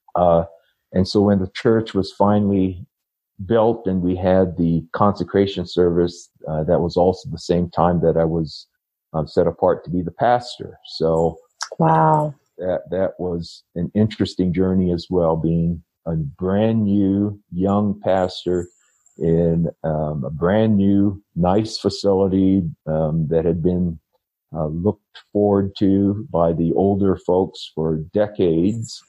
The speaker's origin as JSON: {"language": "English", "region": "Hawaii", "country": "United States", "tie": "born or raised there", "also_born_or_lived": "Upland, California / Bakersfield, California", "moved": "as an adult", "lives_now": "Denver, Colorado, United States", "said": "growing up in Hawaii uh, as a young priesthood member"}